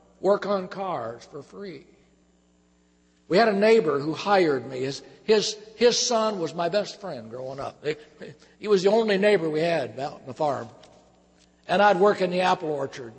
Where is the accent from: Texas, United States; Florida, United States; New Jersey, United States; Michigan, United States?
Michigan, United States; I was born and reared in Michigan on a farm.